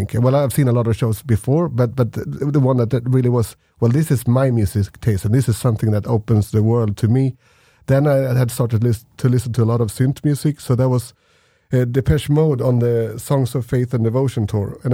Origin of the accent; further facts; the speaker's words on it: Gothenburg, Västra Götaland, Sweden; we're from Gothenburg. But actually, the area where the people were from was so much smaller. It was just a part of Gothenburg, a suburb outside of Gothenburg